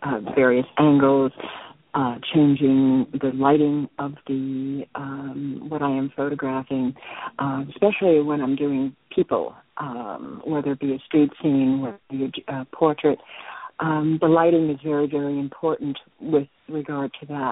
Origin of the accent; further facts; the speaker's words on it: New York City, New York, United States; moved away as an adult; also born or lived in Chicago; now in Shoreline, United States; I'm originally from New York, and I spent most of my life there, and now living on the West Coast.